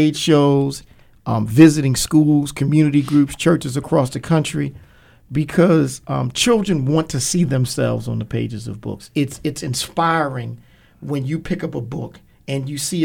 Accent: Baltimore, Maryland, United States; growing up in Baltimore, growing up in West Baltimore.

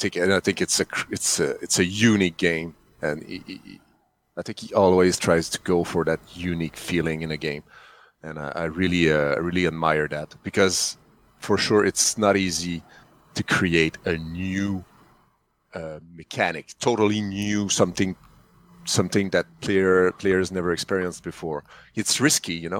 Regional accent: Canada; English is a second language; I'm French Canadian, so sorry for the accent

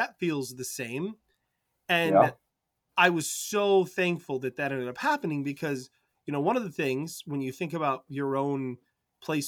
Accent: Michigan, United States; I'm from Michigan

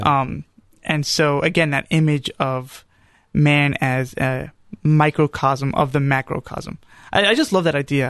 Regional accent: New York, United States; moved away; also born or lived in Charlotte, North Carolina; growing up in New York.

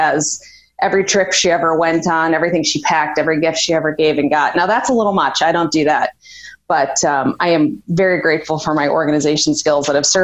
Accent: Chicago, Illinois, United States; So I am from Chicago, grew up in the north suburbs

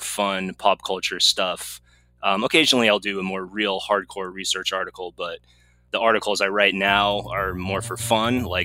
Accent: California, United States; also born or lived in Massachusetts; Been in California most of my life. I was born in Massachusetts and I moved out when I was about 7 or 8. And I did all my schooling in California after

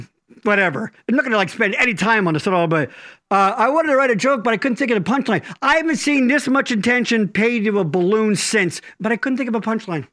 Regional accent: Boyertown, Pennsylvania, United States; I grew up on Washington Street

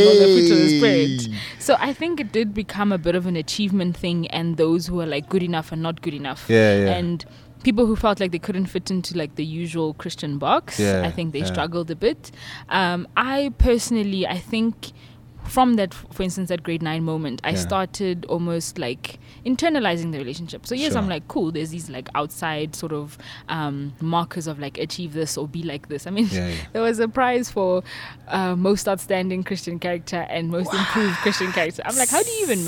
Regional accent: Pretoria, Gauteng, South Africa; born and bred in Pretoria, like we said, and in the burbs.

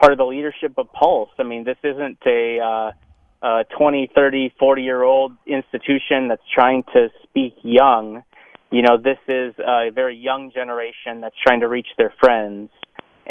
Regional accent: North Dakota, United States; now in Minneapolis, United States; I'm from North Dakota.

